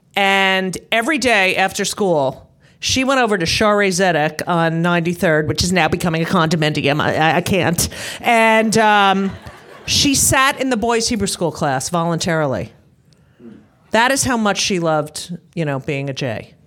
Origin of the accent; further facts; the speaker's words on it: New Jersey, United States; I grew up in New Jersey.